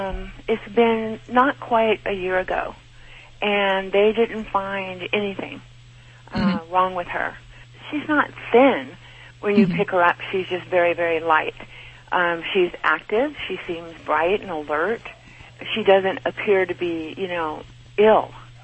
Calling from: Stephenville, Texas, United States; I'm calling from Stephenville, Texas.

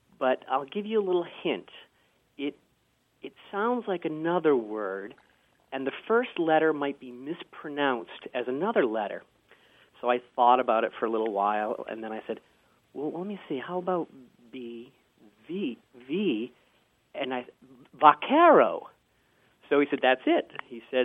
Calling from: San Francisco, California, United States; I'm calling from San Francisco, California.

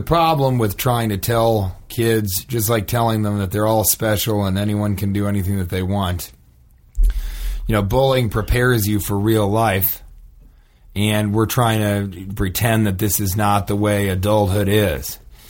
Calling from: Omaha, Nebraska, United States; And it's Omaha.

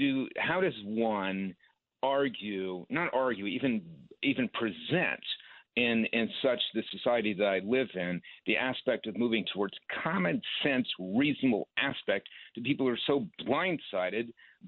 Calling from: New York, United States; Upper West Side.

